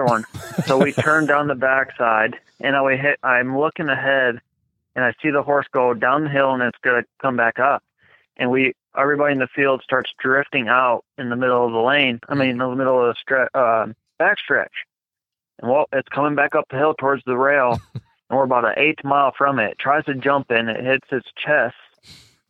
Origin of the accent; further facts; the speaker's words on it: Michigan, United States; moved away; also born or lived in Chicago; I'm from Michigan